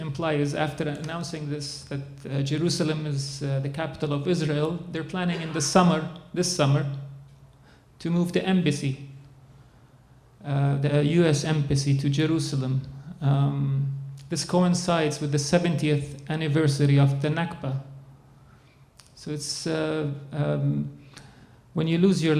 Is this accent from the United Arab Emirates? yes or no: yes; Dubai, United Arab Emirates; now in Winnipeg, Canada; I'm born in Dubai to a Palestinian Christian Arab father